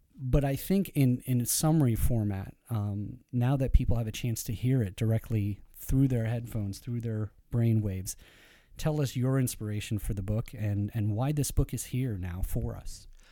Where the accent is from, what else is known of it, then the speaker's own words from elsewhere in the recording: Iran; being Persian